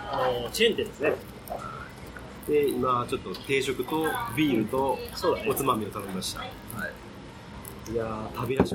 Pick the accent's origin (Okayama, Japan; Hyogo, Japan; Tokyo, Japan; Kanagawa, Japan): Tokyo, Japan; 江戸っ子だからちょっとしか使